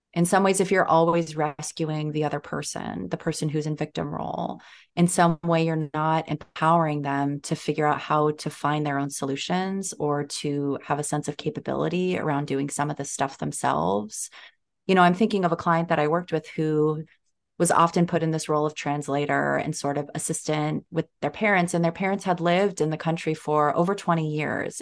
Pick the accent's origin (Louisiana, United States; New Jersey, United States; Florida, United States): New Jersey, United States; I grew up in New Jersey